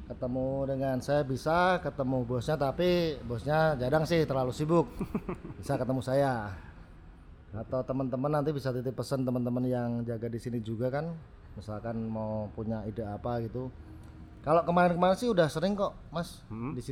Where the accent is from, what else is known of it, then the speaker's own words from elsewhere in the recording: Salatiga, Central Java, Indonesia; Karena pertama saya orang Salatiga